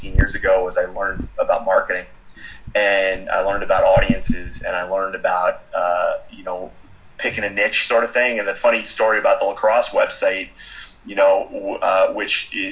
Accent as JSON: {"language": "English", "town": "Boston", "region": "Massachusetts", "country": "United States", "tie": "born or raised there", "said": "I'm from Boston, born and raised, and both my parents were musicians"}